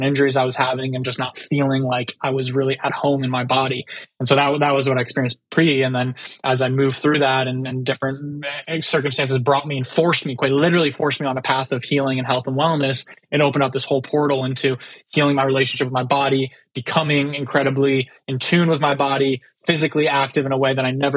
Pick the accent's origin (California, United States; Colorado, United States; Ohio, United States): California, United States; San Diego; So I'm from San Diego, California. It's where I lived most of my life